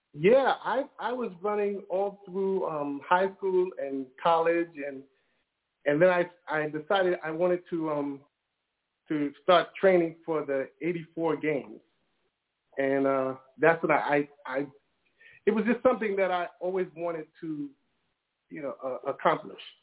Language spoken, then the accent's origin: English; New York City, New York, United States; I grew up in Brooklyn in the hood